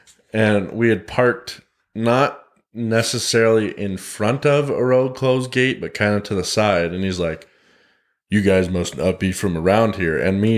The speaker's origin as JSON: {"language": "English", "region": "Montana", "country": "United States", "tie": "born or raised there", "said": "Meanwhile, there was four of us, every single one of us born and raised in Montana."}